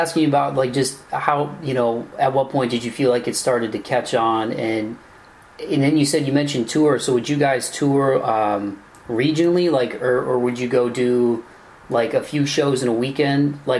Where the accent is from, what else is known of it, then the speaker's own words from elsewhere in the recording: Toledo, Ohio, United States; accent: Midwest; It's my hometown.